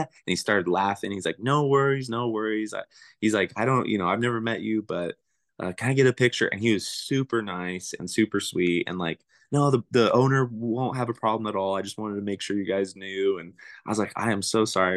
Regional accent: Springville, California, United States; also born or lived in Porterville, California / Coarsegold, California; I grew up in Springville, California, which is above Porterville

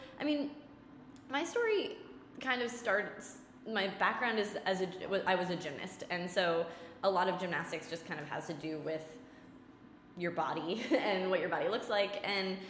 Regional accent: Leominster, Massachusetts, United States; our local Global Fitness, it was called, in Leominster, in my hometown

